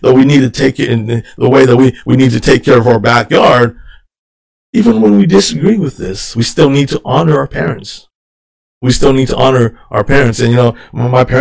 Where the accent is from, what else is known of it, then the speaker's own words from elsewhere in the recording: United States; I grew up here in the United States